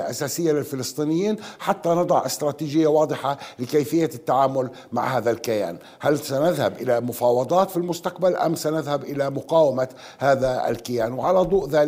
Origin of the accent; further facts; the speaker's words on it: Palestine; أعتقد ونعتقد جميعا كفلسطينيين بشكل عام أن قضية حل الدولتين أصبحت وراءنا الآن